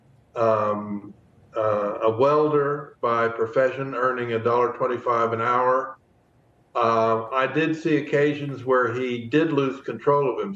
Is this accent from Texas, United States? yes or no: yes; Fort Worth, Texas, United States; Fort Worth, which is my hometown